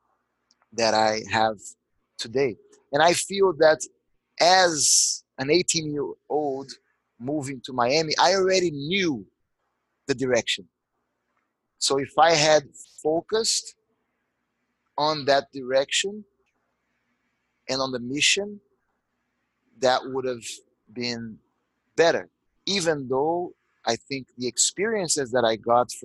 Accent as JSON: {"language": "English", "region": "Rio de Janeiro", "country": "Brazil", "tie": "born or raised there", "moved": "yes", "said": "I grew up in Jardim Botânico, the botanical garden of Rio de Janeiro"}